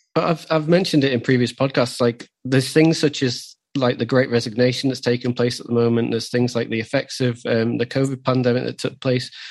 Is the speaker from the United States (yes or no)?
no; the north of England, United Kingdom; also born or lived in London; now in Newcastle, United Kingdom; we're both from the north